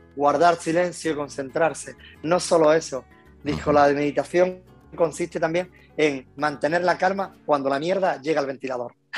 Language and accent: Spanish; Loja, Andalusia, Spain; now in Málaga, Spain; Soy de un pueblecito nacido en Loja, que es un pueblecito de, de, Granada. Después me vine a Málaga hasta los cuatro años y por motivo de trabajo de mi padre y después volví a Granada